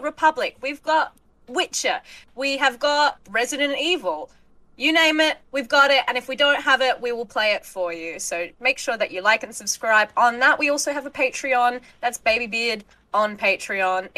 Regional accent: Australia; I am also an Aussie content creator

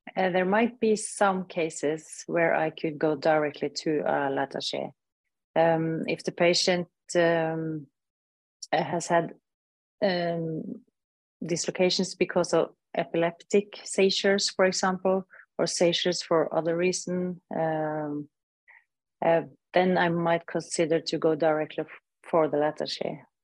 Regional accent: Norway; I'm from Northern Europe, from Scandinavia, Norway

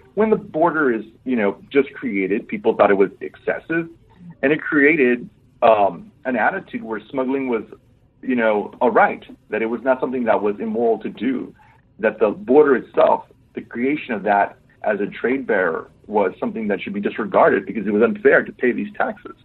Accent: Laredo, Texas, United States; my hometown uh, was founded in 1755

